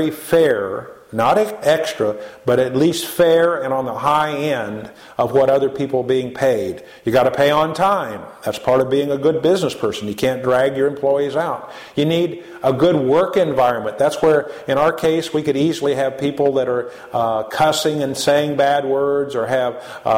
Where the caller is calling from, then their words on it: United States; we're calling in from America to East Africa